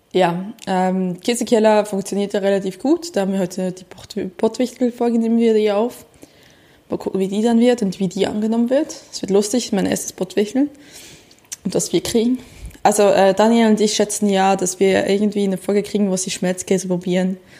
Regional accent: Switzerland; now in Germany; ich bin eine Schweizerin, die in Deutschland lebt

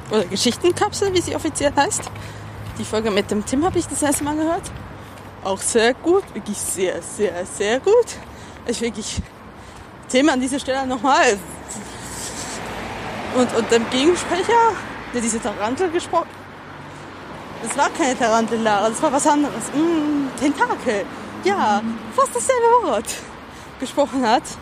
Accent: Switzerland; ich darf das, ich bin Schweizerin. Zudem kann ich nur den authentischsten Schweizer Akzent nachmachen, nebst den Schweizer, die wirklich so sprechen. Weil meine ganze Familie spricht so.

